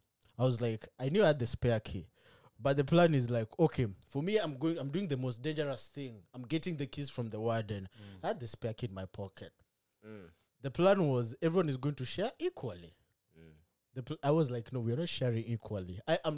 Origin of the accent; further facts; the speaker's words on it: Kenya; moved away; also born or lived in Uganda; But I'm Kenyan.